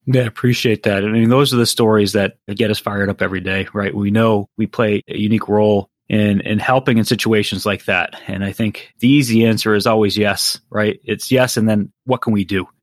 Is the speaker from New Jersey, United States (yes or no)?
no; Massachusetts, United States; growing up in Massachusetts